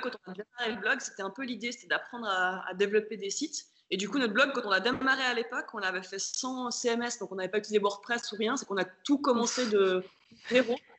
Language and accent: French; Switzerland; moved away; j'ai 32 ans, on vient de Suisse tous les deux